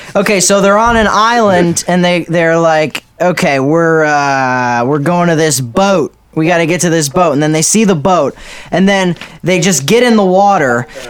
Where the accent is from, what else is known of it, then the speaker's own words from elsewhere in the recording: Pennsylvania, United States; I'm from Pennsylvania.